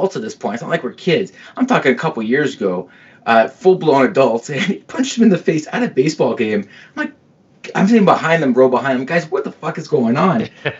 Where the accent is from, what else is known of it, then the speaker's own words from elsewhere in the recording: Mississauga, Ontario, Canada; now in Milton, Canada; born and raised in Mississauga, moved out to Milton once I got married